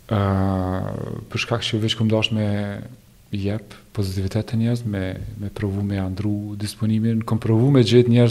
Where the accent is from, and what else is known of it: Kosovo; moved away as an adult; now in Germany